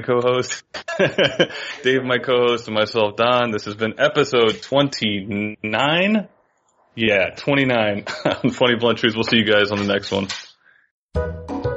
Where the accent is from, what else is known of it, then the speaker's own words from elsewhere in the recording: Florida, United States; I'm from Florida, yeah. man. I'm a subtropical environment guy